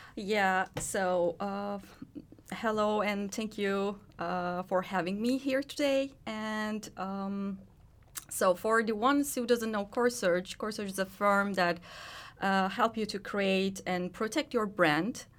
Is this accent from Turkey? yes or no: yes; Turkey; moved away as an adult; now in Finland; I was born and raised in Turkey